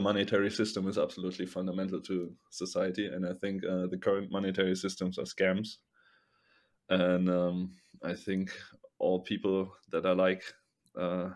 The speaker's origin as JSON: {"language": "English", "country": "Germany", "said": "I'm from Germany"}